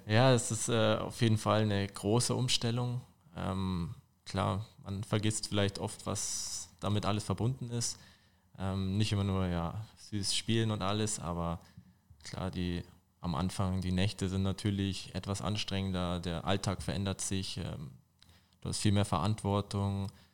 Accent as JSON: {"language": "German", "town": "Fürstenfeldbruck", "region": "Bavaria", "country": "Germany", "tie": "born or raised there", "also_born_or_lived": "Dachau / Munich", "lives_now": "Olching, Germany", "said": "ich bin in Dachau geboren, aber in der Nähe von Fürstenfeldbruck aufgewachsen"}